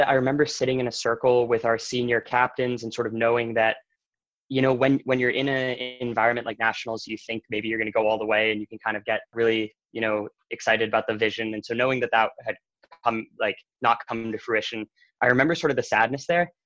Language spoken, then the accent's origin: English; Bethesda, Maryland, United States; I'm from Bethesda, Maryland